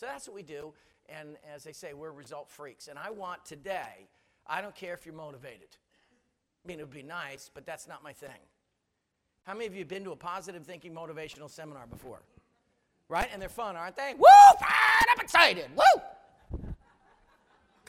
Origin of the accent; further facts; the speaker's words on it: United States; I talk funny. I'm American